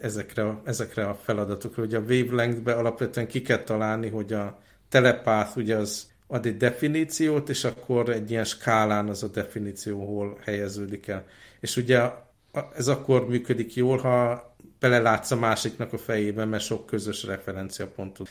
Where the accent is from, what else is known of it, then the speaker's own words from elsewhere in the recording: Hungary; ott voltam én, mint magyar, feleségem ukrán